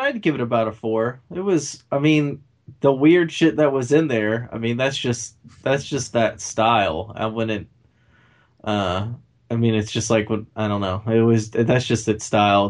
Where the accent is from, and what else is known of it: United States